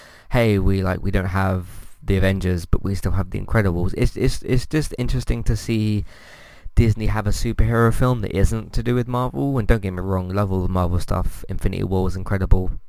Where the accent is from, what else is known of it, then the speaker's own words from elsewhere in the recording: United Kingdom; I'm British.